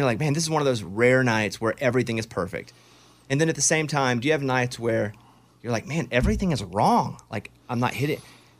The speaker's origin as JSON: {"language": "English", "region": "Texas", "country": "United States", "tie": "born or raised there", "said": "I mean, growing up in Texas"}